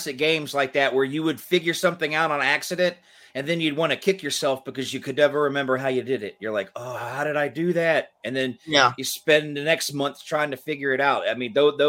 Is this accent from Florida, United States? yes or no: no; Georgia, United States; I grew up in Georgia, We had the Atlanta Flames for a little bit, and then they moved to Calgary.